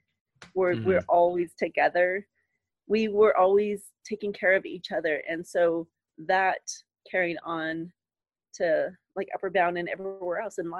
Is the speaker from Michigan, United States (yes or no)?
no; Hondo, Texas, United States; I grew up in Hondo, where it's super small.